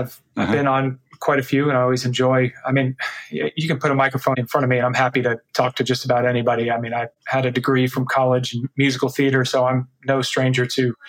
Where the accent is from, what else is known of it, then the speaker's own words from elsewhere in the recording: Texas, United States; now in Orlando, United States; I'm in Orlando, Florida, but still Texas in my heart.